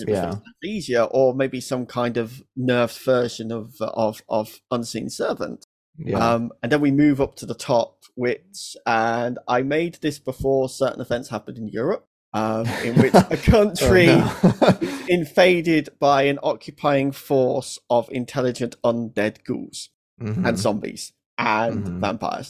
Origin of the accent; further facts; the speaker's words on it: Lincolnshire, East Midlands, United Kingdom; I grew up in Lincolnshire, and Lincolnshire is very much the Florida of the UK.